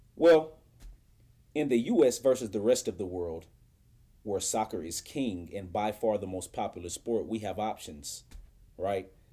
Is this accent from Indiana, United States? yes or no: yes; Indianapolis, Indiana, United States; my hometown when I was a kid